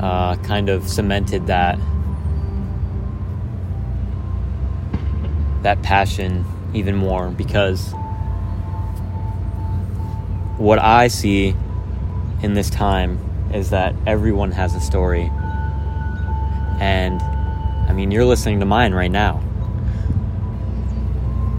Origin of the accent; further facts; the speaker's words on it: Midland, Michigan, United States; my hometown